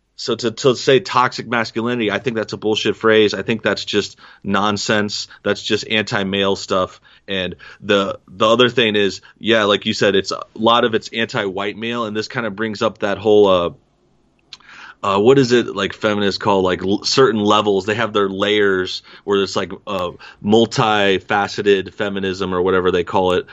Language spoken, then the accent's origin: English; East St. Louis, Illinois, United States; moved away; also born or lived in Los Angeles; I'm from, uh, East Saint Louis, Southern Illinois area